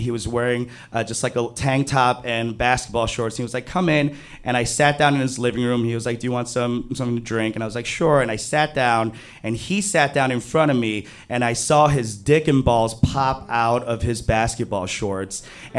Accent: New York City, New York, United States; I grew up in Flushing, Queens. Queens is a borough in New York City.

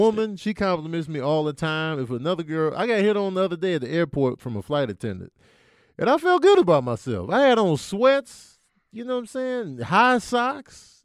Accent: Chicago, Illinois, United States; growing up in Chicago, Jordan era

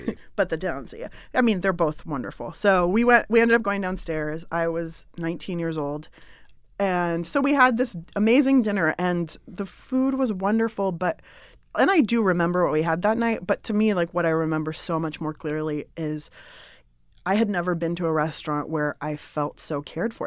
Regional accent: San Diego, California, United States; also born or lived in Berkeley, California; I grew up in San Diego, and so I came to Northern California to go to college

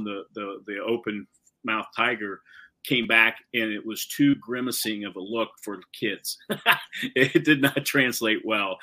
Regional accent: Wilmington, Ohio, United States; I grew up in Wilmington.

